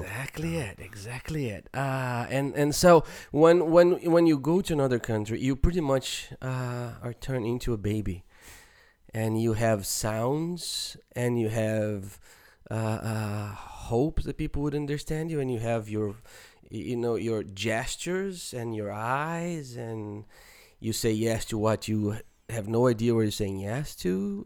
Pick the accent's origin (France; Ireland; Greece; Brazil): Brazil; moved away; even growing up in Brazil